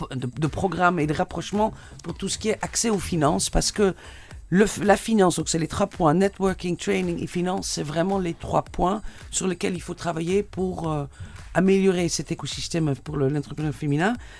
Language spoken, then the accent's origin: French; Netherlands; French is a second language; now in Tunisia; Vous entendez peut-être mon accent, donc, parce que je suis hollandaise